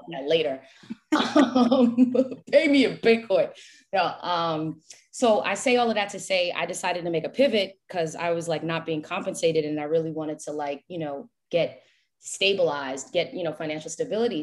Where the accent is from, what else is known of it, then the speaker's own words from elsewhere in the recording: New York, United States; moved away as an adult; also born or lived in Haiti (ancestry) / Greensboro, North Carolina; now in Florida, United States; I had to walk away from New York, my hometown